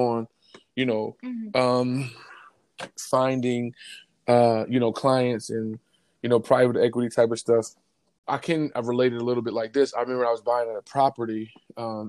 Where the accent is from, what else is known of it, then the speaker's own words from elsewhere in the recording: Philadelphia, Pennsylvania, United States; I grew up in Philly